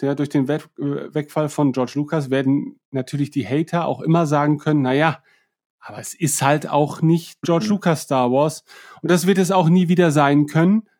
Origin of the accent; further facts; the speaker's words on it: East Frisia, Lower Saxony, Germany; Ich bin Ostfriese